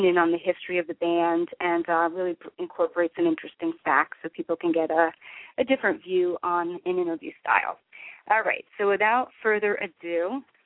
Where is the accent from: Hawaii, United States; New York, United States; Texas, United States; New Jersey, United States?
New Jersey, United States; New Jersey because that's where I'm from